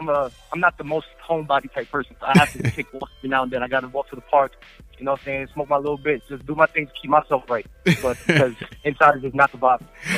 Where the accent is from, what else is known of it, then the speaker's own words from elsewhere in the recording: New York City, New York, United States; I'm from the Bronx.